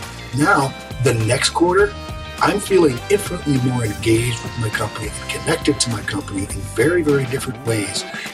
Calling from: Michigan, United States; I'm about 50 miles northwest of Detroit in Michigan. Snowy winter wonderland in Michigan right now.

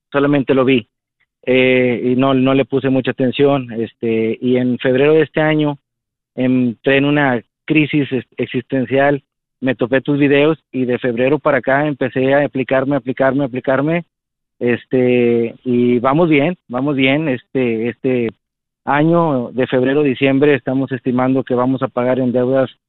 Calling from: Matamoros, Tamaulipas, Mexico; acá somos de atrás de Walmart, paseo residencial

